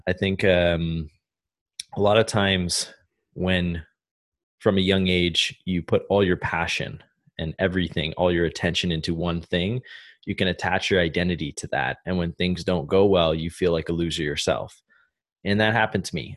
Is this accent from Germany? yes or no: no; Canada; moved away as an adult; Growing up in Canada